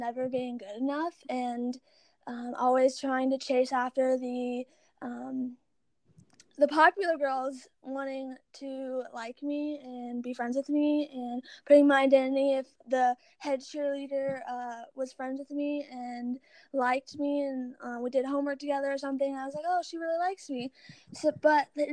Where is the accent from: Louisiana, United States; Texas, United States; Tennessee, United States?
Louisiana, United States; Baton Rouge; I am from Baton Rouge, Louisiana